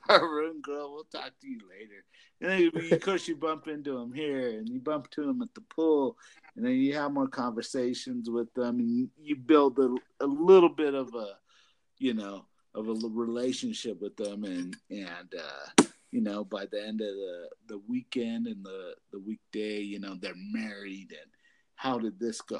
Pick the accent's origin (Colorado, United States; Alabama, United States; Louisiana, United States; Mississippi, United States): Colorado, United States; we're from Colorado.